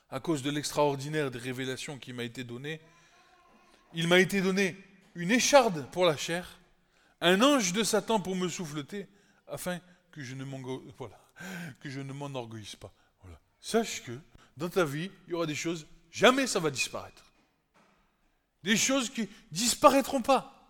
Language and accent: French; Egypt; je me rappelle d'où je viens. je viens de l'Égypte, et c'est comme ça.